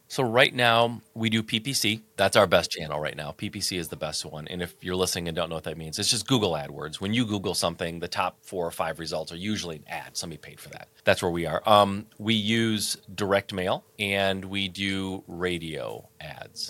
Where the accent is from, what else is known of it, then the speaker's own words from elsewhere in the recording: Michigan, United States; I'm born and raised in Michigan, so Midwest kid